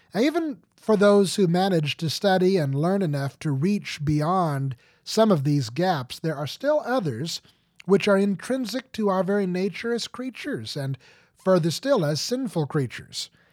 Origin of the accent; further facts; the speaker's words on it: United States; I do not often find people who cannot read at all in my home country